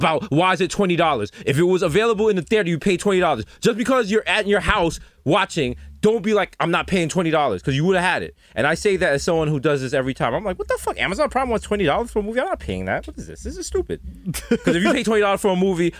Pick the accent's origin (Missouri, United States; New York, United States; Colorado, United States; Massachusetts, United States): New York, United States; New York City; I'm from the Bronx